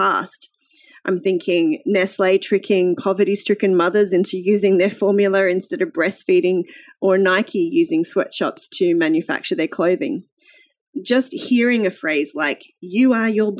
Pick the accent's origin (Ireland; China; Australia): Australia; also born or lived in Brisbane; I'm an Australian